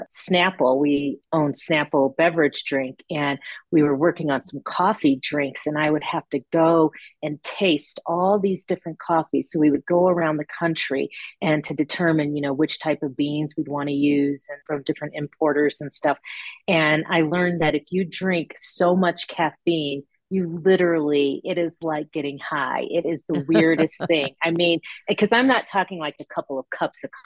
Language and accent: English; Chicago, Illinois, United States; I grew up in Chicago